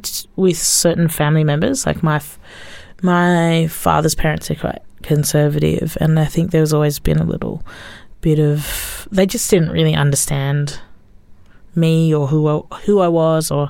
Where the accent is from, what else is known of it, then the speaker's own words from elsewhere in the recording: Australia; growing up in Australia, we were going to speak English anyway